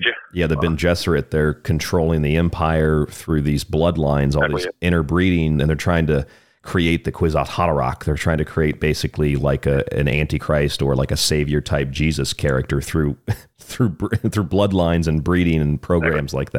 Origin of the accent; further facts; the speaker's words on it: Tampa, Florida, United States; I grew up in Tampa